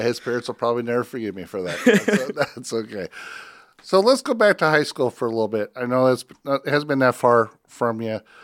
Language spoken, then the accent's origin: English; Northwest Iowa, United States; I grew up in Northwest Iowa